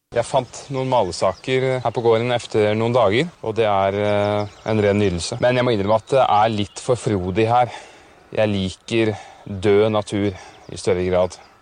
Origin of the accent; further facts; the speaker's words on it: Vestfold, Norway; now in Oslo, Norway; Jeg er fra Vestfold egentlig, men så føler jeg nå Jeg har bodd såpass lenge i Oslo